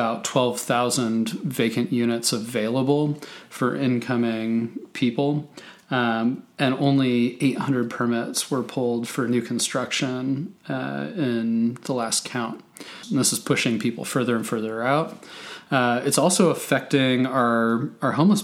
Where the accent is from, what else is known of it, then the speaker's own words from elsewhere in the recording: Portland, Oregon, United States; growing up in Portland in the late 80s, early 90s